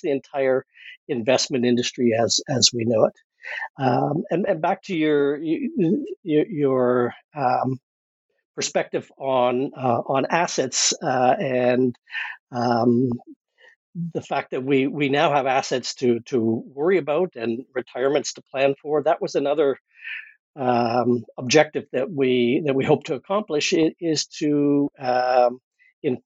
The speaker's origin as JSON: {"language": "English", "country": "Canada", "said": "I'm a Canadian"}